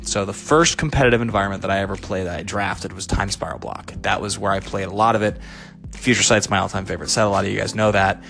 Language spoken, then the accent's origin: English; Seattle, Washington, United States; moved away as an adult; now in Los Angeles, United States; I'm home in Seattle. It's Christmas Eve. I'm with my family. This is where I grew up